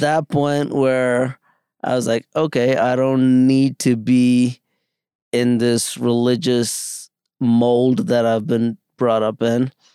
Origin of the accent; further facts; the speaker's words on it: New York City, New York, United States; also born or lived in India; I grew up in the Bronx